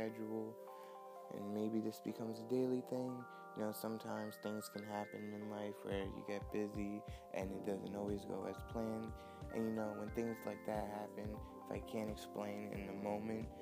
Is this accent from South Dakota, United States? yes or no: no; New York, United States; I'm from New York, so it's 8:35 a.m. in New York